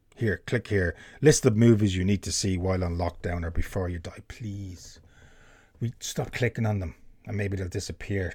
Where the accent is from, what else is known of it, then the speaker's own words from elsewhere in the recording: Ireland; being an Irishman